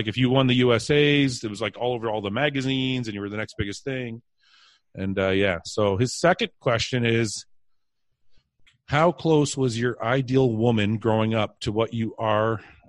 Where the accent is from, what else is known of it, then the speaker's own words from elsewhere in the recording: Canada; growing up in Canada was the same as the UK.